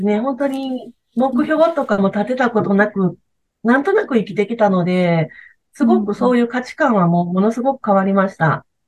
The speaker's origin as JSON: {"language": "Japanese", "region": "Wakayama", "country": "Japan", "tie": "born or raised there", "said": "その和歌山はやっぱり自分が生まれ育った町"}